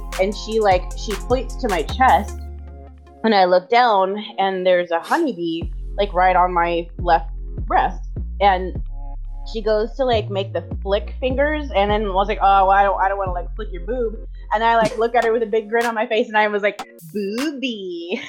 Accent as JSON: {"language": "English", "region": "Southern California", "country": "United States", "said": "I'm from Southern California."}